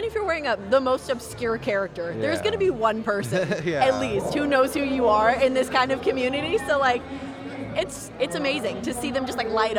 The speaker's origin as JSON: {"language": "English", "town": "Vacaville", "region": "California", "country": "United States", "said": "So I'm from Vacaville, which is about 3 hours away from here."}